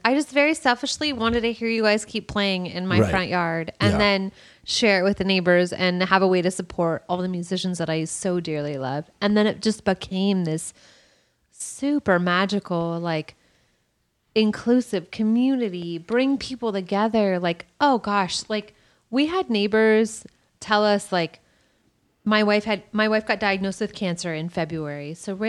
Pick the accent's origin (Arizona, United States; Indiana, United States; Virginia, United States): Arizona, United States; I grew up in Arizona.